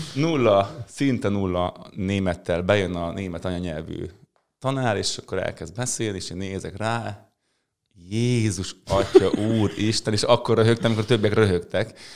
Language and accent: Hungarian; Mezőberény, Békés, Hungary; mezőberényben, ahol én születtem